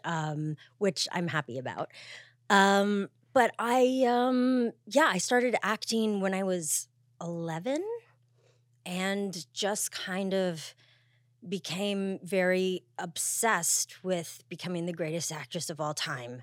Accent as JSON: {"language": "English", "town": "Montreal", "region": "Quebec", "country": "Canada", "tie": "born or raised there", "said": "I grew up in Canada, um, from Montreal"}